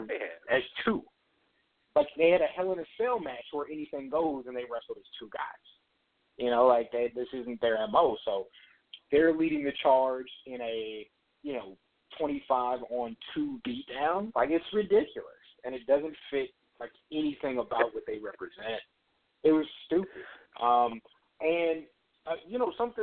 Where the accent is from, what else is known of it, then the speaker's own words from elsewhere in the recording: San Antonio, Texas, United States; I grew up in San Antonio.